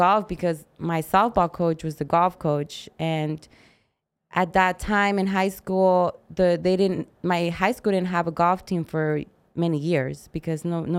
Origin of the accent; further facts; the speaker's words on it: Arizona, United States; English is a second language; also born or lived in Mexico; I moved when I was 8 from Mexico. {S0} Right. {S1} So, I didn't know English. I grew up in Arizona.